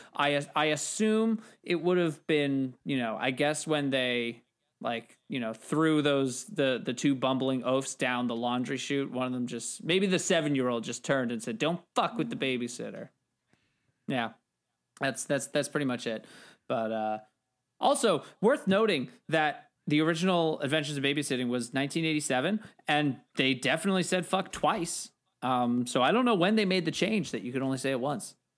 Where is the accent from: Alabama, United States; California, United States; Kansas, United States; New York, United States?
New York, United States; as a New Yorker